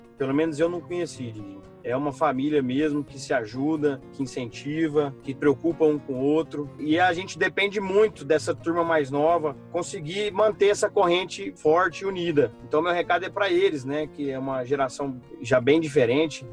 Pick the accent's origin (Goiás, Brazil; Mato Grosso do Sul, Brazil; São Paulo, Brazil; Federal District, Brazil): Goiás, Brazil; Rio Verde; moved away as an adult; also born or lived in Mato Grosso / Piracicaba; sou daqui de Rio Verde, das Abóbora, Goiás